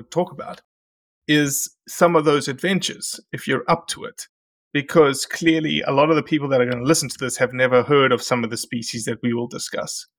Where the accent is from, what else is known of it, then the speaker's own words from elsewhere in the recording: Australia; moved away as an adult; now in United States; I had to fly back to Australia to see the family